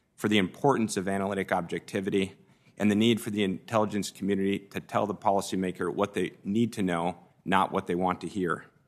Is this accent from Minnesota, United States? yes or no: yes; Minnesota, United States; moved away as an adult; now in Washington, United States; my upbringing in Minnesota